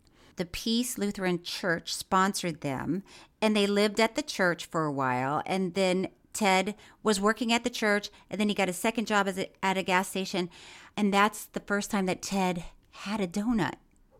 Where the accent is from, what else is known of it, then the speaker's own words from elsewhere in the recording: Florida, United States; I grew up in Florida